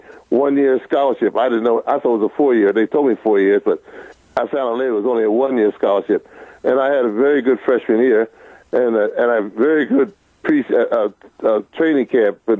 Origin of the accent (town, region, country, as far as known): New Jersey, United States; born or raised there; moved away as an adult